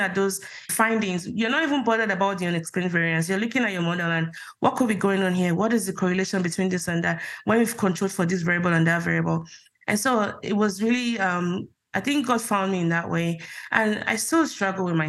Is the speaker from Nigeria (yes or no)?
yes; Nigeria; moved away as an adult; now in United States; growing up in Nigeria, like most Nigerians, you had a religion